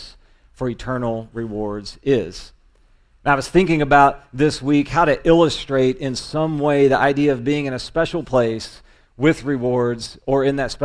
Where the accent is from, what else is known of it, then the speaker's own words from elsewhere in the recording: Indiana, United States; It's in my home state